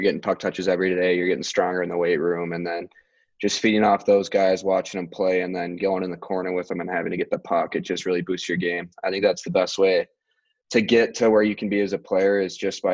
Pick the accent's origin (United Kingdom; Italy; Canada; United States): United States; Minnesota; moved away; being my home state